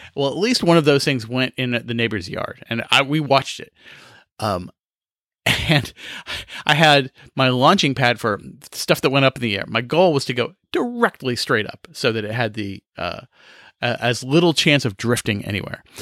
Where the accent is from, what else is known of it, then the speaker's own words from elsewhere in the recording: Kansas, United States; now in South Carolina, United States; I grew up in Kansas where we had five days of fireworks